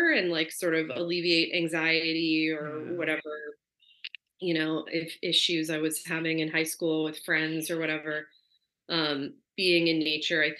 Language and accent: English; Portland, Oregon, United States; now in New York City, United States; I grew up in outside of Portland, which is couple hours inland